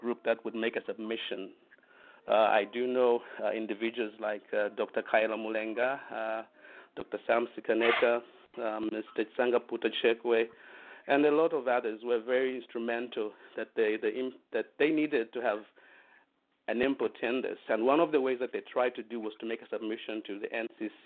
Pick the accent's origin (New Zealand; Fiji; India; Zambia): Zambia; now in Canada; I'm half Zambian, I'm half Canadian